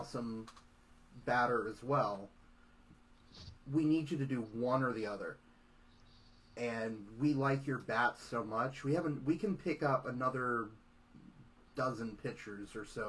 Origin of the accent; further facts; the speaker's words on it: Orlando, Florida, United States; now in Miami, United States; I moved when I was 9 to Orlando, specifically Celebration, which is 5 minutes outside of Disney. And then I moved away from Orlando in 2014 to come down here to the wonderful city that is Miami